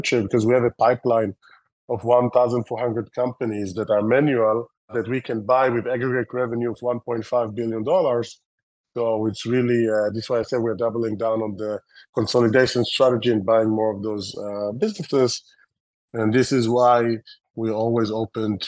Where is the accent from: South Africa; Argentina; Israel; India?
Israel; accent: Israeli; English is a second language; my terrible Israeli accent